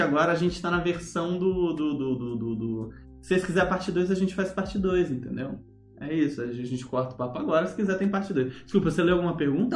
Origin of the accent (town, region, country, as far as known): Brazil; also born or lived in United States